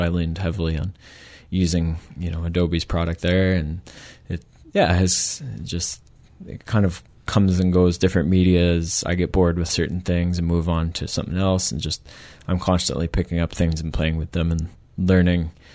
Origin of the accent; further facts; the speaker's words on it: Michigan, United States; moved away as an adult; also born or lived in Canada; now in Victoria, Canada; I'm from Michigan originally, mm-hmm. uh, from the states, and moved to Canada in 2007 uh, to do my undergrad.